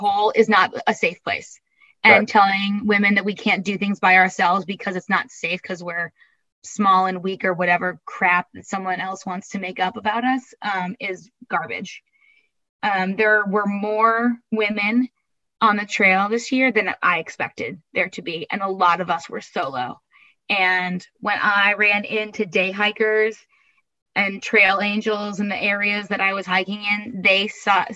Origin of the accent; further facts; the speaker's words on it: Eastern Massachusetts, United States; I grew up in Eastern Massachusetts, about an hour and a half south of Boston.